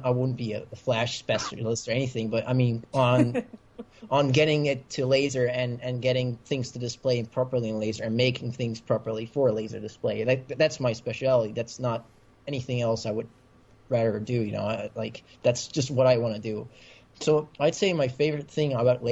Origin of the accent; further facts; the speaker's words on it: Netherlands; accent: American; English is a second language; Originally, I'm from the Netherlands, and that's actually where I am right now.